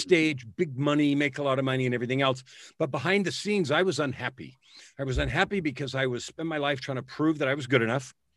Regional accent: San Francisco, California, United States; now in Edmonton, Canada; I was born in San Francisco.

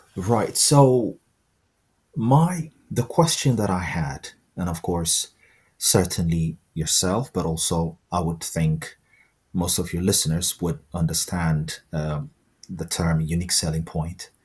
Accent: Ethiopia; now in United Kingdom; I'm originally from Ethiopia, so I've, I've uh, like most Ethiopians, um, I grew up uh, with an immense exposure to Ethiopian coffee.

